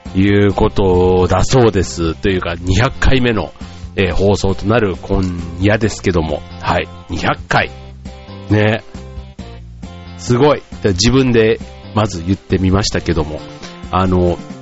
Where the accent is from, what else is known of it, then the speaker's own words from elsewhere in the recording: Kansai, Japan; 僕ら関西出身